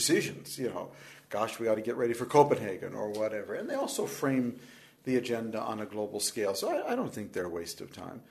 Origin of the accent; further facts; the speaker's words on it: Minnesota, United States; I'm from Minnesota.